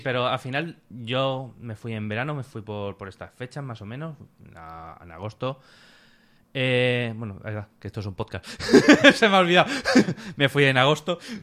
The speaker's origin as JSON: {"language": "Spanish", "town": "Alicante", "region": "Valencian Community", "country": "Spain", "said": "De Alicante"}